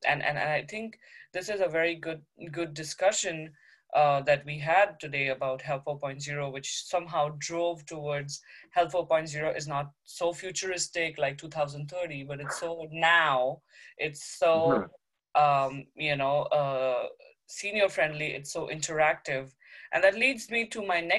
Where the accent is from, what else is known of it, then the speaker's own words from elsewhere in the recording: India; moved away as an adult; also born or lived in United States; now in Ottawa, Canada; I'm a doctor from India